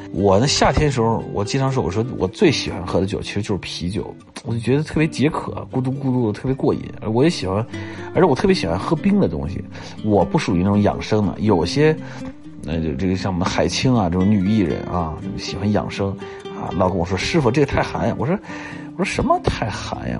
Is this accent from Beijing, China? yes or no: yes; Beijing, China; also born or lived in Jiangxi / Hunan; 那我跟我姐姐就跟着我爸爸一块儿回来了，就来到了北京